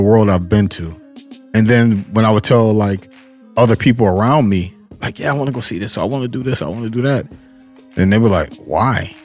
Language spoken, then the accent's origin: English; Cleveland, Ohio, United States; moved away as an adult; also born or lived in California; I was born in Cleveland, Ohio half Puerto Rican, half black